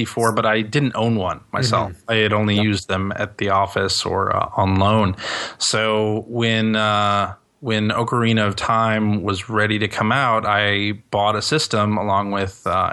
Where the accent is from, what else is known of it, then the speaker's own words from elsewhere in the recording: Chicago, Illinois, United States; I still lived with my parents at the time. I was 21, and I was from Chicago